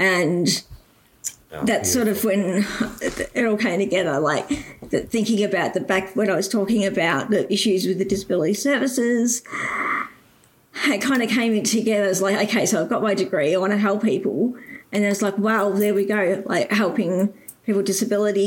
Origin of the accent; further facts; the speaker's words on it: Geelong, Victoria, Australia; I grew up in Geelong. So I've been in Geelong, born and bred